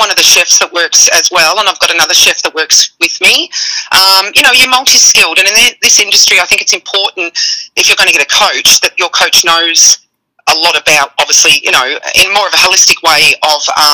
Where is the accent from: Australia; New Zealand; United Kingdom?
Australia; now in United States; I'm Australian